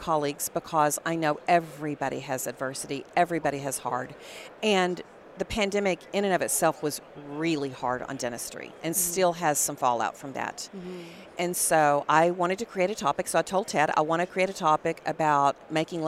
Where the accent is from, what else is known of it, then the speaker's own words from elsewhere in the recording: Dallas, Texas, United States; We're both from Dallas. Our family's in Dallas.